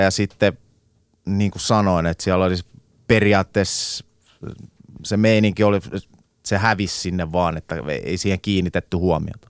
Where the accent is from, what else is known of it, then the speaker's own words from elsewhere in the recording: Finland; moved away; also born or lived in England; mä muutin takas Suomeen